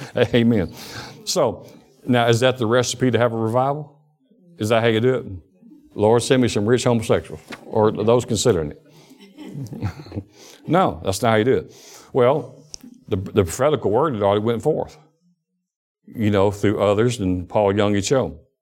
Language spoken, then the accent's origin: English; Alabama, United States; born or raised there; also born or lived in Detroit, Michigan